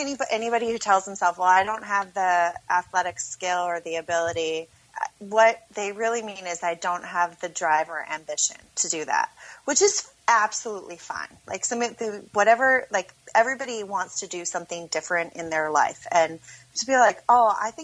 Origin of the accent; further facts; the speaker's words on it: Minneapolis, Minnesota, United States; also born or lived in Las Vegas; I'm from Minneapolis